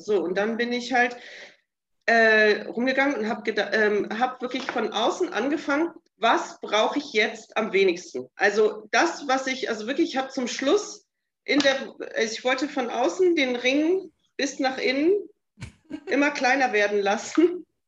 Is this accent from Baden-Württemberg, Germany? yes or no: no; Bremen, Germany; moved away as an adult; also born or lived in Delmenhorst / Africa; Ich komme aus Bremen gebürtig, ähm, habe die letzten 20 Jahre in Delmenhorst gewohnt